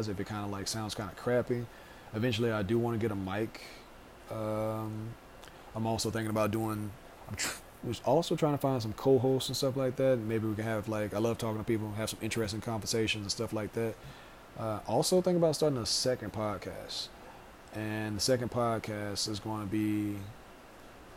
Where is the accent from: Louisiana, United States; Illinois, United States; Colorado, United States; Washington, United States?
Louisiana, United States; I am from Louisiana